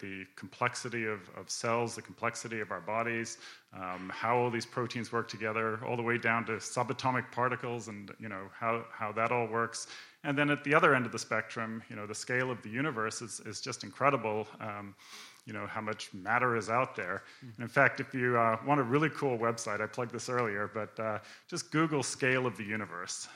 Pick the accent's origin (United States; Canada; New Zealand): Canada; I grew up in Canada